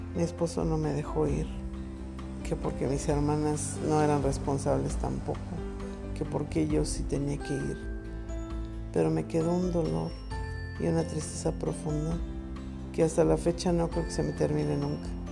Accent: Mexico City, Mexico; Nosotros somos del Distrito Federal

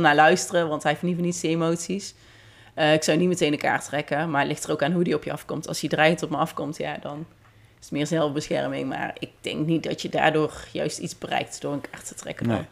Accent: Netherlands; als Nederlander

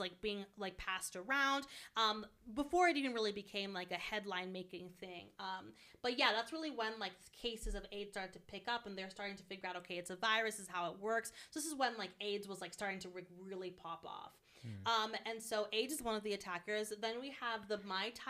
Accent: New York City, New York, United States; As a New Yorker

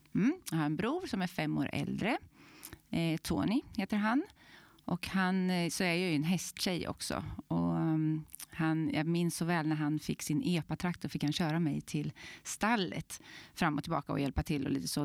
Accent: Glanshammar, Örebro County, Sweden; Så där i Glanshammar är jag uppvuxen.

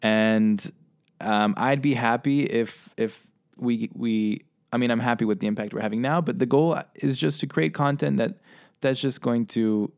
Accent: Russia; also born or lived in Spain / Hong Kong; I grew up in Russia, Spain, and Hong Kong, traveled the world as a kid, had a great lifestyle.

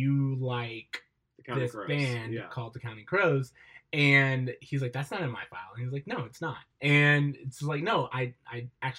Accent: Florida, United States; as someone who grew up in Florida and therefore no mountain ranges

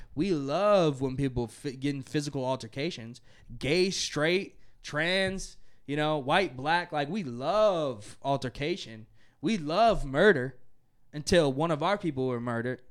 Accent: United States; as an American

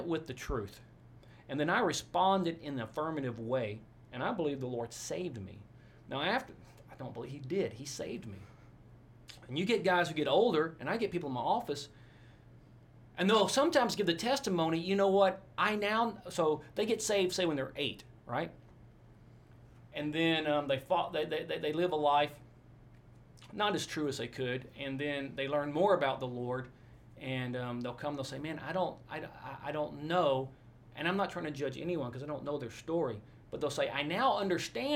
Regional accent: Forney, Texas, United States; also born or lived in Orange, Texas / Abilene, Texas / Albuquerque, New Mexico; I grew up in a town called Forney, Texas, east of Dallas, F-O-R-N-E-Y

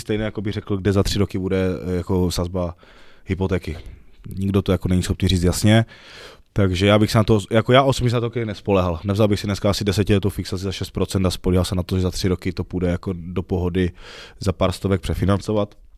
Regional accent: Ostrava, Moravian-Silesian Region, Czechia; pokud jsme z menšího města u nás v Ostravě

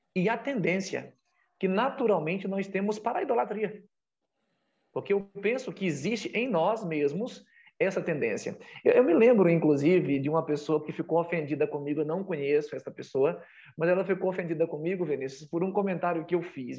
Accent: Bahia, Brazil; a minha terra, a minha região, o meu estado, a Bahia

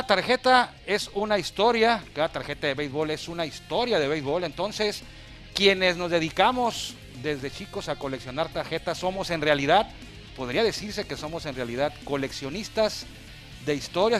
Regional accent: Mexico; yo me dedico como buen mexicano, como muchos de los coleccionistas mexicanos, paisanos

